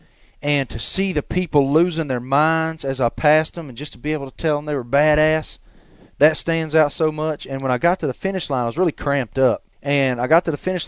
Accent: the South, United States; we're from the South

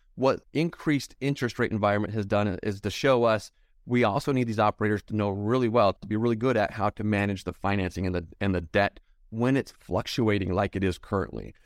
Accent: Utah, United States; I'm from Utah

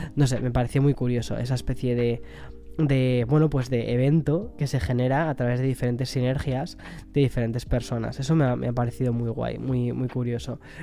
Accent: Spain; moved away; also born or lived in New York; estoy muy perdido con lo que es em, la cultura española, del quién es quién, ¿no? De, mi propio país

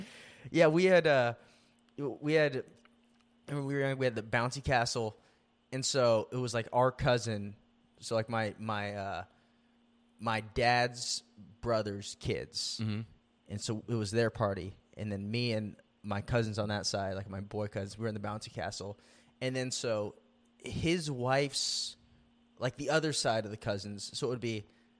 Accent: Philippines; I'm Filipino, dude.

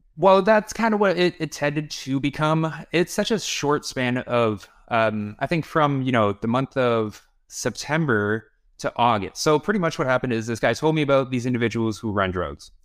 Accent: Toronto, Ontario, Canada; also born or lived in Kyiv, Ukraine / Barrie, Ontario; I was four years old, and we moved to Toronto

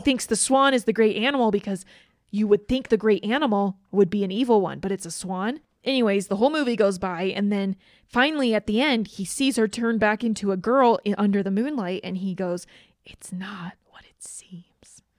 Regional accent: Georgia, United States; I grew up in Georgia

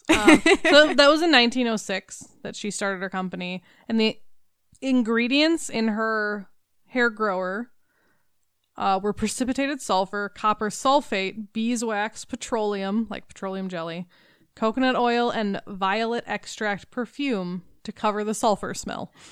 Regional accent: the South, United States; accent: southern; Can I just say my southern accent that like crept

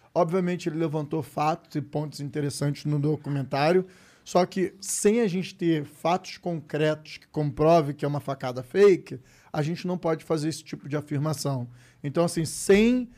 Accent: Brazil; sou brasileiro, eu sou brasileiro. E favelado

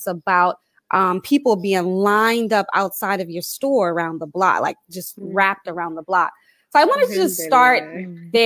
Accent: Philadelphia, Pennsylvania, United States; This sister is from Philadelphia, Pennsylvania, my hometown

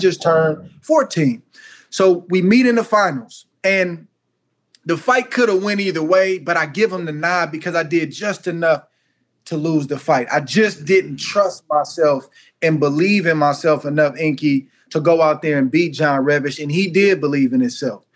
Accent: California, United States; I'm from California

